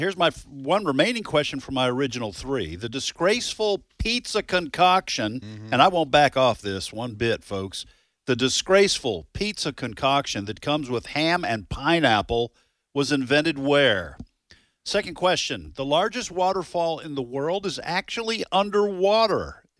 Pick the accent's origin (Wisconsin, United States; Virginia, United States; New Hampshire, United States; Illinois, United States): New Hampshire, United States; Nashua; moved away; also born or lived in Melrose, Massachusetts; I grew up in Nashua, New Hampshire. It was wicked cold.